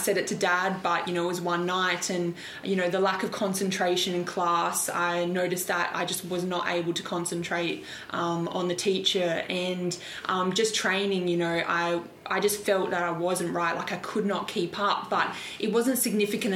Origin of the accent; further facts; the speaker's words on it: Adelaide, South Australia, Australia; moved away as an adult; now in Melbourne, Australia; I'm originally from Adelaide, so I live in Melbourne now